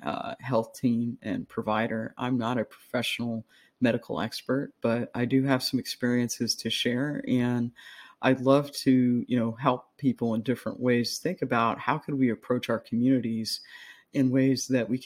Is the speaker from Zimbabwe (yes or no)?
no; United States; I'm an American